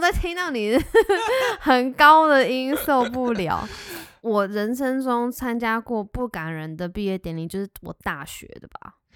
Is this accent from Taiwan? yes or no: yes; Taiwan; moved away as an adult; 出国这些年，然后就觉得都没有好好地就是认识台湾